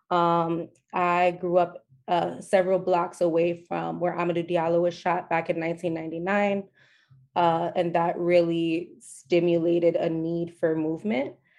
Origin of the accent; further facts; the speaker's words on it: New York City, New York, United States; I was born and raised in the South Bronx